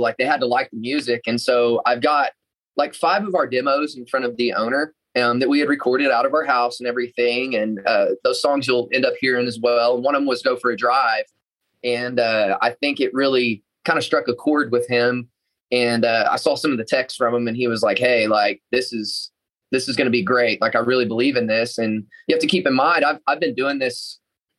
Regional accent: just outside of Oklahoma City, United States; I'm from just outside of Oklahoma City, kind of a suburb. And I actually got to work on my grandparents' farm a lot growing up

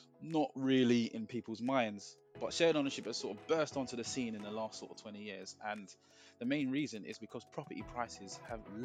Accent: London, United Kingdom; I grew up in Hackney. I grew up in Hackney

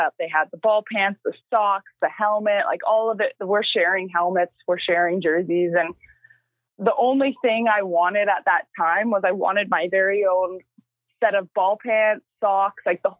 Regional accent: Maple Ridge, British Columbia, Canada; I started out in my hometown, Maple Ridge. So that's where I'm from. That's where I still call home.

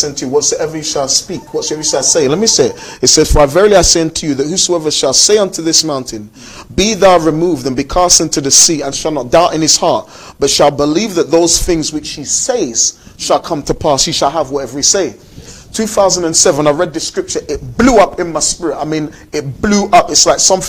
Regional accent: London, United Kingdom; I grew up in South London

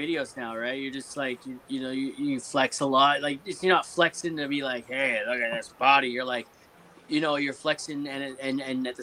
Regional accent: Canada; as a Canadian

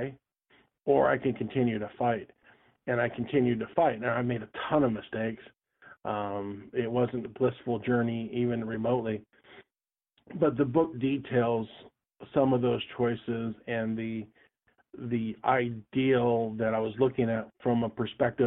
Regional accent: Anchorage, Alaska, United States; I grew up in Anchorage, Alaska

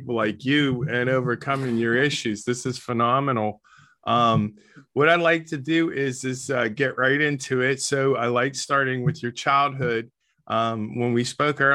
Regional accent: East Coast, United States; I'm from the East Coast

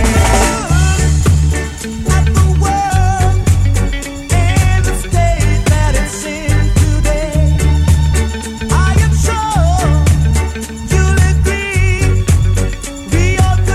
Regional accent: Leicester, East Midlands, United Kingdom; also born or lived in Melton Mowbray, Leicestershire; when we were teenagers growing up in Leicester, round near the old Filbert Street, Leicester City football ground. We all grew up around there

